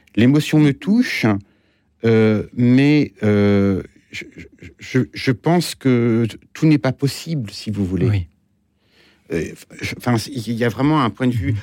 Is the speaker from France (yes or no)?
yes; Granville, Normandy, France; also born or lived in Brittany; now in Paris, France; je viens de Grandville